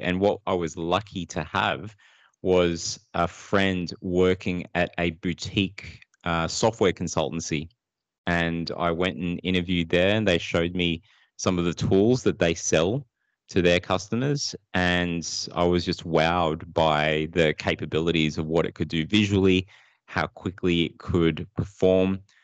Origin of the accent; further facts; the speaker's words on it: Sydney, New South Wales, Australia; also born or lived in Philippines; I grew up in Sydney. Uh, I, with my family, moved there, uh, at the age of two. So we moved from the Philippines, migrated over here